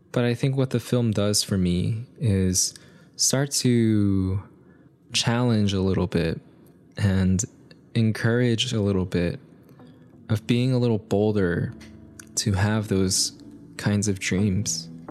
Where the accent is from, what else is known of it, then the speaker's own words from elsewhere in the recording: United States; growing up here in the States, being born here in the States